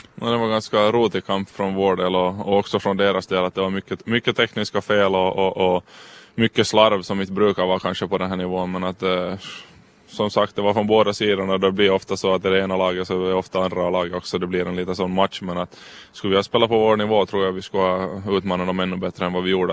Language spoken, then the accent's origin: Swedish; Karis, Uusimaa, Finland; vi trivs med familjen hemma och får bo hemma i Karis